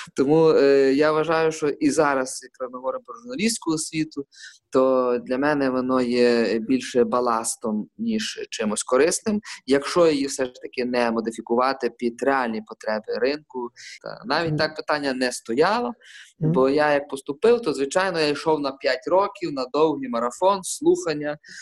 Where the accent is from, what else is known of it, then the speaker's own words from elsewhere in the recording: Lviv, Lviv Oblast, Ukraine; я, як львів'янин, е, інколи взагалі е, своїм капіталом вважаю власне свою львівськість.